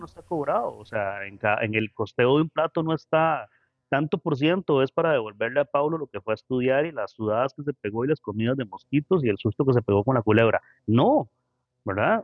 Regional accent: Costa Rica; tenemos un potencial increíble, o sea, como ticos

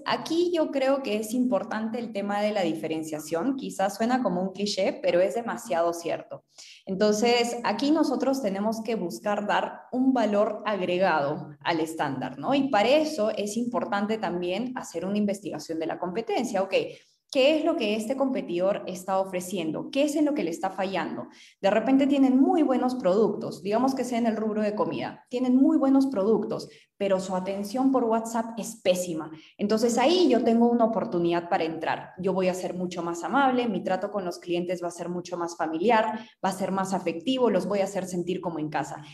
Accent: Arequipa, Peru; also born or lived in Manchester; yo soy de Arequipa

